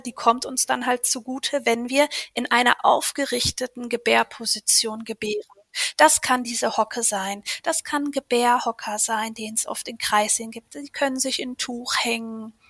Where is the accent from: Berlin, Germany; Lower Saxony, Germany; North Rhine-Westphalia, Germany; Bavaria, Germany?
North Rhine-Westphalia, Germany; Ruhr area, near Dortmund; moved away as an adult; ich komme aus dem Ruhrgebiet in der Nähe von Dortmund.